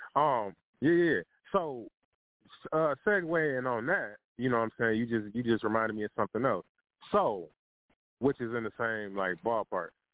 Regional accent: Detroit, Michigan, United States; I'm from Detroit

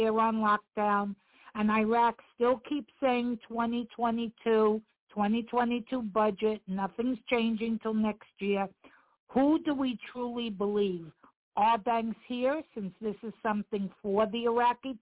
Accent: Florida, United States; born or raised there

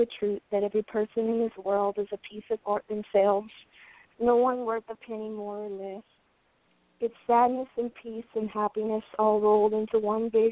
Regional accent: Louisiana, United States; now in Portland, United States; I'm from Louisiana, and I live in Portland now

